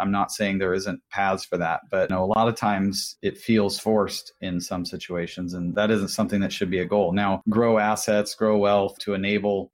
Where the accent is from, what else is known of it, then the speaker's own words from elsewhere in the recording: Washington, United States; I'm from Washington State